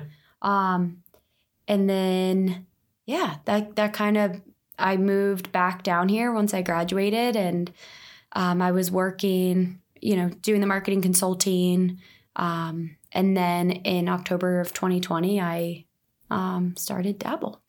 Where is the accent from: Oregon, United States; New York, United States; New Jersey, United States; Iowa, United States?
New Jersey, United States; right outside of Philly; now in Dallas, United States; I'm from New Jersey, right outside of Philly. Grew up entrepreneurial.